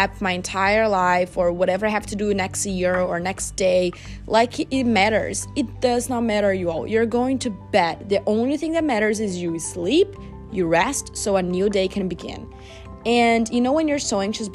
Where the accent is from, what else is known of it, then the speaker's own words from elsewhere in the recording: Brazil; now in United States; we are from Brazil